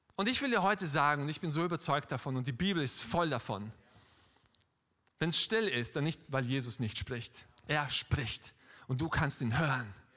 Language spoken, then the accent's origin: German; Styria, Austria; ich bin in Österreich aufgewachsen, in der Steiermark